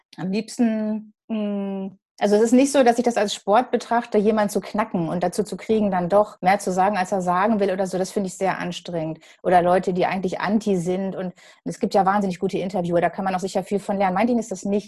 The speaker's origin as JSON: {"language": "German", "town": "Gelsenkirchen", "region": "North Rhine-Westphalia", "country": "Germany", "moved": "yes", "lives_now": "Dortmund, Germany", "said": "Ich bin jetzt inzwischen länger Dortmunderin, als ich Gelsenkirchenerin war, denn da komme ich her."}